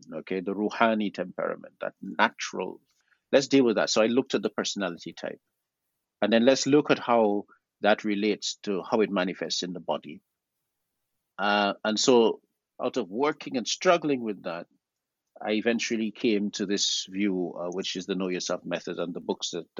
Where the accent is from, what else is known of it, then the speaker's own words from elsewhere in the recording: Guyana; My family comes from South America. We're also included regionally within the Caribbean, because I'm from Guyana, and we're Creole.